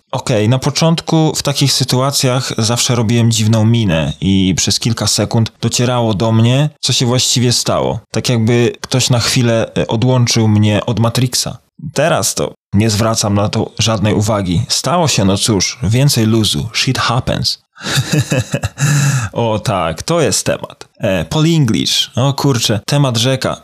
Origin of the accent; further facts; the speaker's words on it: Poland; moved away as an adult; now in Ireland; w obliczu prawie dziewięcioletniego pobytu na emigracji jestem już bardziej irlandzki, czy wciąż jeszcze bardziej polski